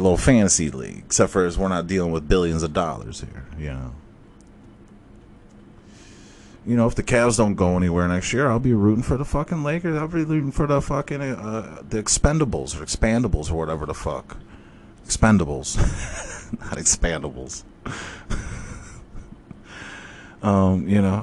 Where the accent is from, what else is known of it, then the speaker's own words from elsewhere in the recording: Cleveland, Ohio, United States; I'm from Cleveland